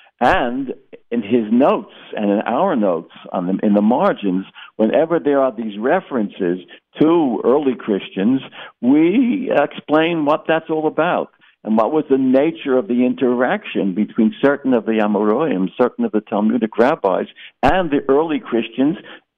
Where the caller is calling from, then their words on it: Boca Raton, Florida, United States; I'm speaking from Century Village in Boca Raton, where there's a shul here, Torah